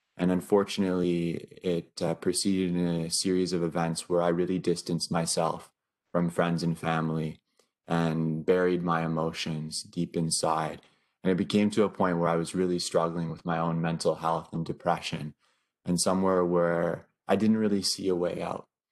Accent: Northern Ontario, Canada; also born or lived in Vancouver, British Columbia; currently studying from my hometown in Northern Ontario

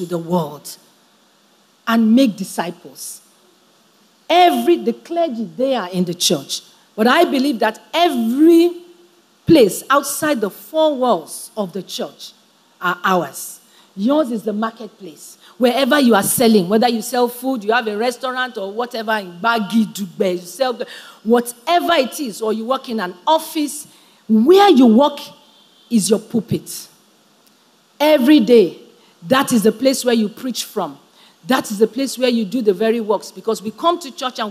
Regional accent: Nigeria

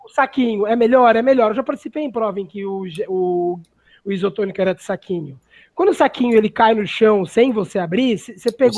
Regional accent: Brazil; somos brasileiros

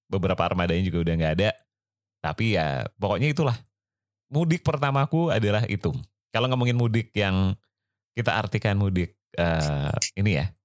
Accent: Bandung, West Java, Indonesia; Dari Bandung. Aku oh, dari aku dari kecil di Bandung. Gitu.

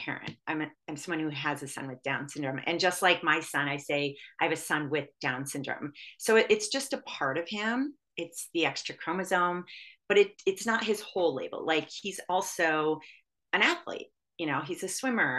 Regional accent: Michigan, United States; when I was growing up in Michigan

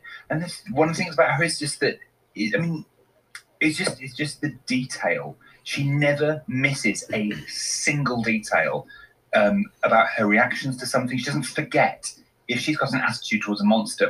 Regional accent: West Country, South West England, United Kingdom; I grew up in the West Country

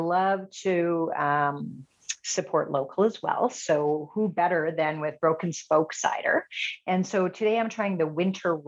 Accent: Edmonton, Alberta, Canada; I am a born and raised Edmontonian. So I grew up in Beverly, very proud Northside girl

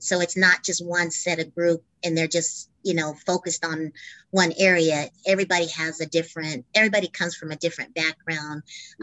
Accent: Albuquerque, New Mexico, United States; born and raised in Albuquerque

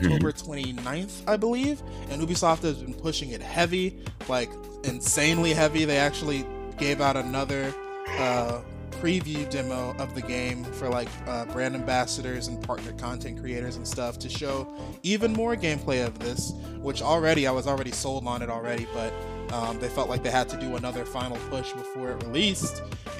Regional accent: Chicago, Illinois, United States; As a Chicagoan my whole life

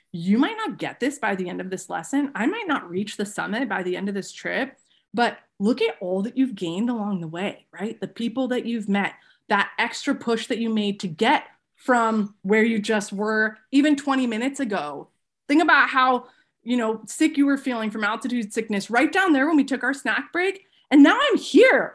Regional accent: Seattle area, Washington, United States; born or raised there

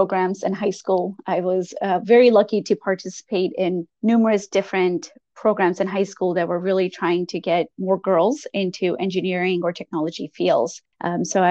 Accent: Long Island, New York, United States; moved away as an adult; now in Washington, DC, United States; grew up in Long Island, New York

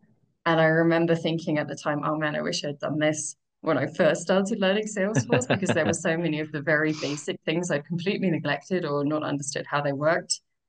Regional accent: United Kingdom; moved away as an adult; now in Mexico; I'm originally from the UK, although I've heard that my accent is starting to get butchered by too much time abroad. I've been living in various different countries for more than 10 years now.

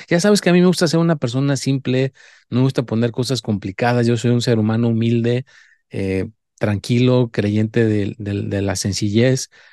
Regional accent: Mexico; yo soy mexicano

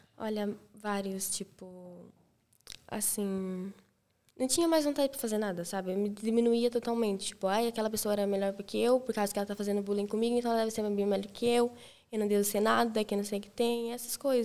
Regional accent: Brazil; now in Portugal; eu sou do Brasil

